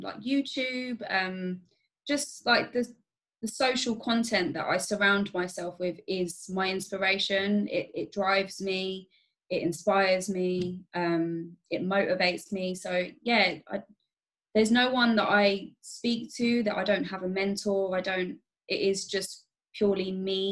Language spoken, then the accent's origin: English; Staines, South East England, United Kingdom; now in Reading, United Kingdom; I'm not originally from here either, because I grew up in Staines.